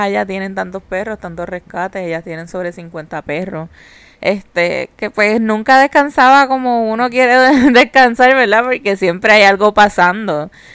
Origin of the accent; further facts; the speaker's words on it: Carolina, Puerto Rico; Nosotros somos de Carolina